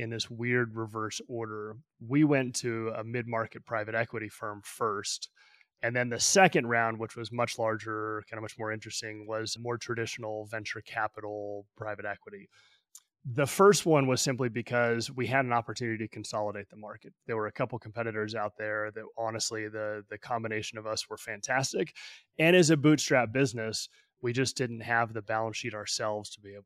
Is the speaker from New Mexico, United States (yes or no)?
yes; Albuquerque, New Mexico, United States; moved away as an adult; also born or lived in Midwest / Silicon Valley; now in Denver, United States; I was born and raised in Albuquerque, New Mexico, went to school in the Midwest, started my career in Silicon Valley